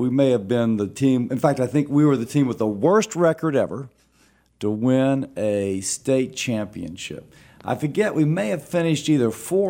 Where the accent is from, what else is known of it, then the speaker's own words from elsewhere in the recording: Louisiana, United States; here when I was 8 months old.